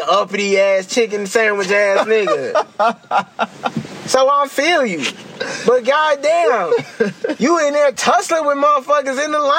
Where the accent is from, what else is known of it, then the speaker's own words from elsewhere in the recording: Naperville, Illinois, United States; Where you from? I'm from Naperville. Where's that? It's about 30 miles, whichever direction from Chicago.